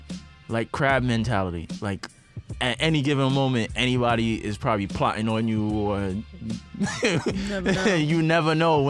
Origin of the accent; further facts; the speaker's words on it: New York, United States; If there's two things that will stress you out more than anything else being a New Yorker, it's like, really trying to find a place to live and trying to find a fucking job.